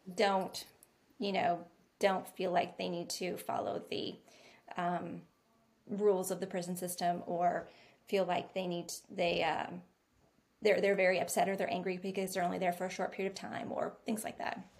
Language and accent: English; Bellflower, California, United States; moved away as an adult; also born or lived in Long Beach, California / Stockton, California / San Francisco, California; now in North Carolina, United States; I'm from California as Emily is